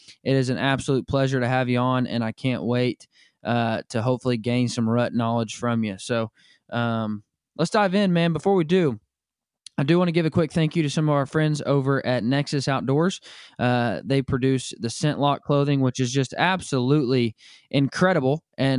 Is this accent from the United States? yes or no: yes; Arkansas, United States; moved away; also born or lived in Kansas; growing up in Arkansas, I felt the same way.